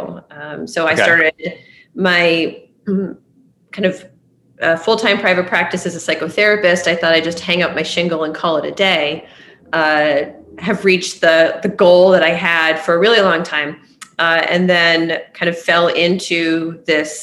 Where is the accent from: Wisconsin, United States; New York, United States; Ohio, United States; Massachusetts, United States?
Massachusetts, United States; Boston; I am born and raised in Boston, where I'm talking to you right now.